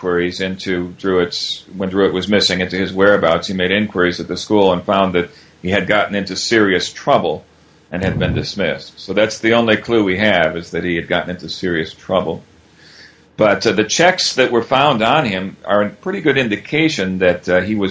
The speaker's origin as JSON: {"language": "English", "country": "United States", "said": "being American"}